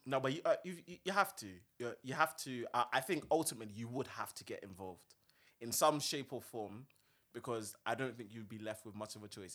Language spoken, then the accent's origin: English; South London, United Kingdom; I grew up in South